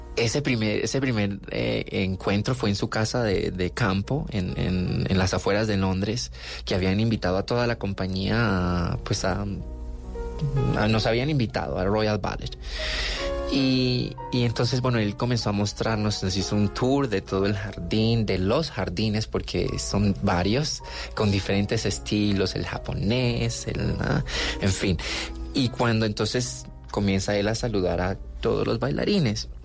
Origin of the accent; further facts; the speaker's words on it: Cali, Valle del Cauca, Colombia; also born or lived in Buenaventura, Colombia / Cuba; yo nací en Buenaventura